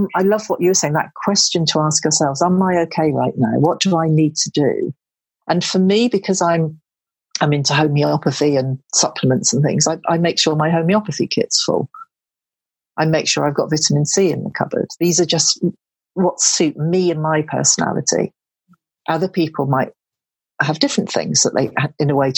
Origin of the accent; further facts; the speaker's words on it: Devon, South West England, United Kingdom; moved away; I'm from Devon